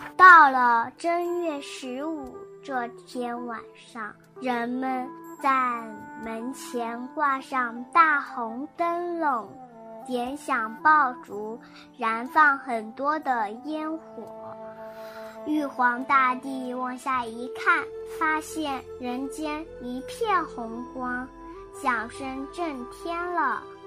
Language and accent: Chinese; Wuhu, Anhui, China; 我来自安徽芜湖，我五岁了